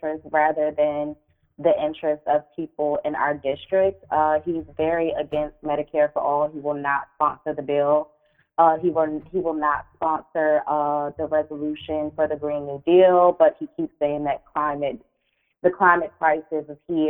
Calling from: Maryland, United States; I'm calling from Maryland

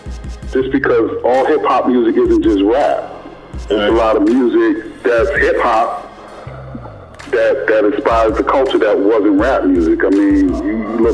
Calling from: Queens, New York, United States; from Queens.

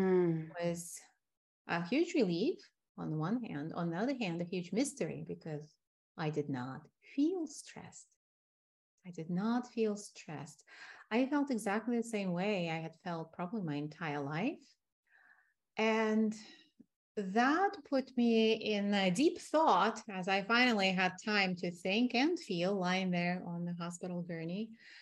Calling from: Tucson, Arizona, United States; I am located in Tucson, Arizona, in the healing desert, surrounded by mountains.

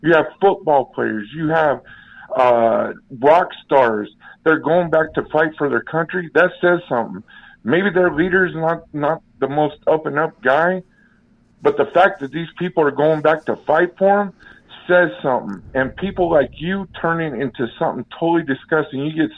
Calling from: Las Vegas, Nevada, United States; Las Vegas.

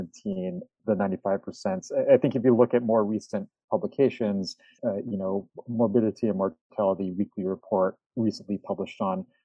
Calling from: Wisconsin, United States; I'm calling here from Wisconsin.

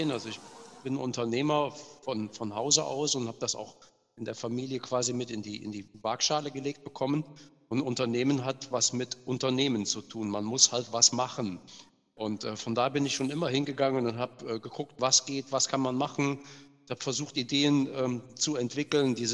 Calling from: Bonn, North Rhine-Westphalia, Germany

